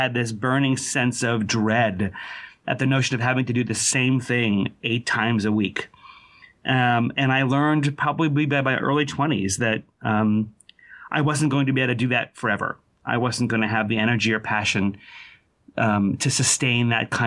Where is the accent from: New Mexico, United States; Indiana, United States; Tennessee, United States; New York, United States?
New York, United States; outside New York City, United States; I grew up outside New York City